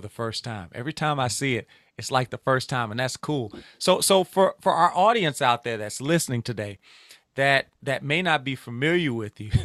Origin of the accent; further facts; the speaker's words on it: Louisiana, United States; I'm from the Bayou State